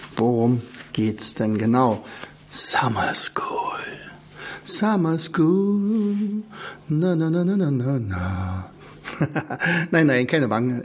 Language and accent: German; Germany; ich bin natürlich in der DDR aufgewachsen